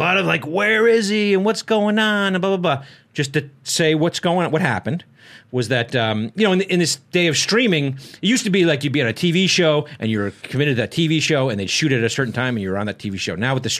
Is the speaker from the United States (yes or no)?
yes; West Haven, Connecticut, United States; my hometown of West Haven, Connecticut.